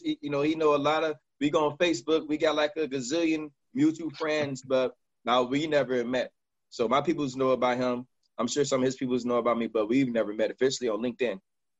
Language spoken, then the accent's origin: English; Kansas City, Missouri, United States; also born or lived in Miami; now in Los Angeles, United States; I'm from Kansas City. I'm from Miami Dade. And I stay in California, Los Angeles, California.